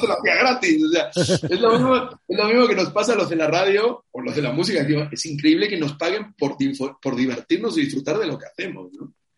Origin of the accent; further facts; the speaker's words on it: Argentina; moved away; also born or lived in Spain / Mexico; no hubiese conseguido en Argentina lo que conseguí en España jamás